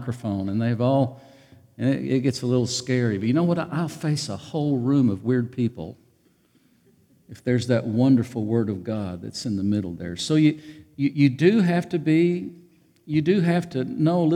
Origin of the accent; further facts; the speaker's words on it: Ozark, Arkansas, United States; I'm from Ozark